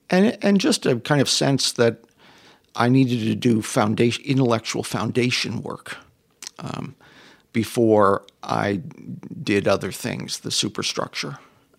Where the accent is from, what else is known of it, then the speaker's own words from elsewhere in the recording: St. Louis, Missouri, United States; Yeah, that's right. I grew up in St. Louis.